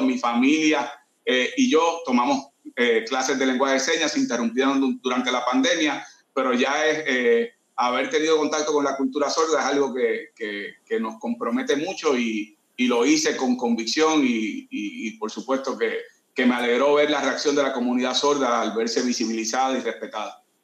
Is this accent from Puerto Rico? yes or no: yes; Caguas, Puerto Rico; Yo soy de Condado Moderno en Caguas y ahí crecí